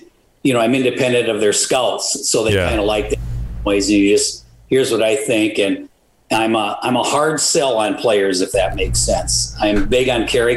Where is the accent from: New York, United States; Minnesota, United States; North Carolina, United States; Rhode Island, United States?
Minnesota, United States; Moorhead; I grew up playing hockey in Moorhead, Minnesota, down by the Red River we lived